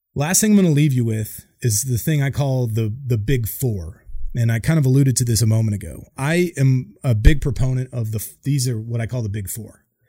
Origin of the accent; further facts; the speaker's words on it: Boise, Idaho, United States; moved away as an adult; I grew up in Boise, Idaho, like nowhere town